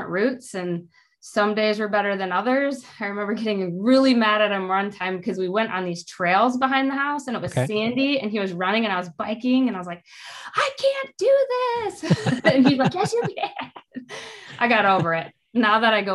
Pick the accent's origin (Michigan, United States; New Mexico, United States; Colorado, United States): Michigan, United States; Whitehall; moved away as an adult; I grew up in a small town called Whitehall